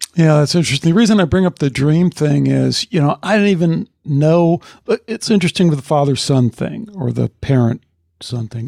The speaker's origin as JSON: {"language": "English", "area": "outside of Chicago", "region": "Illinois", "country": "United States", "tie": "born or raised there", "said": "growing up outside of Chicago"}